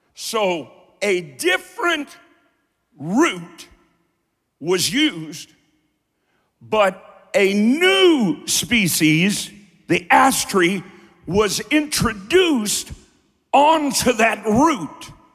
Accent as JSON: {"language": "English", "region": "Kentucky", "country": "United States", "also_born_or_lived": "Cleveland, Ohio", "said": "I'm from Kentucky"}